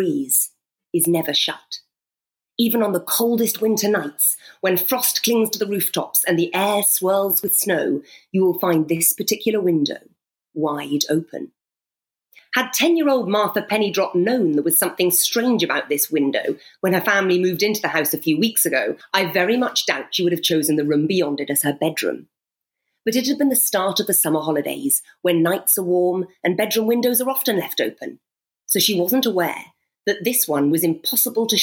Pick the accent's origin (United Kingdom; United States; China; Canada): United Kingdom; Scotland; growing up in Scotland, where the winters are long and wild and white